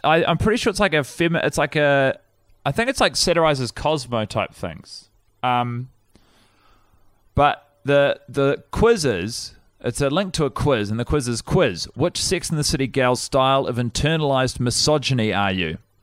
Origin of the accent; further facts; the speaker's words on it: Wellington, New Zealand; I was born in, um, Wellington, Woodman's Hospital